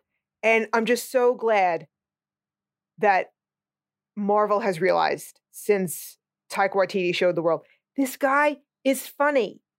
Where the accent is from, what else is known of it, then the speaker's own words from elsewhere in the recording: United States; I'm an American.